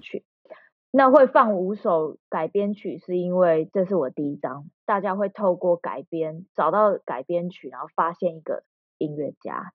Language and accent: Chinese; Taiwan; moved away as an adult; 我在台湾长嗯大